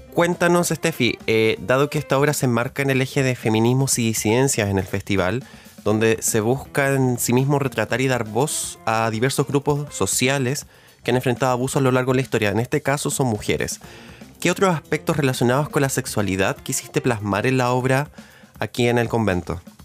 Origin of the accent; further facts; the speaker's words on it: Santiago, Santiago Metropolitan Region, Chile; yo siendo santiaguina toda mi vida